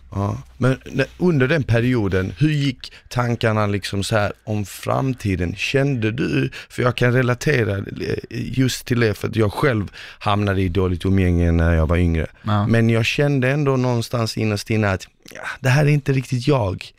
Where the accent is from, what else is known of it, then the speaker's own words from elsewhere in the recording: Malmö, Skåne, Sweden; also born or lived in Bosnia and Herzegovina; jag är uppvuxen eh, eh, på Rosengård